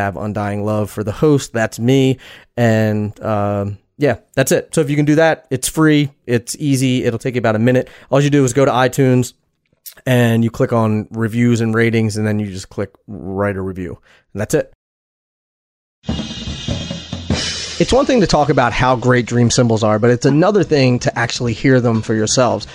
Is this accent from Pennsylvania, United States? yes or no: yes; Philadelphia, Pennsylvania, United States; my hometown of Philadelphia, Pennsylvania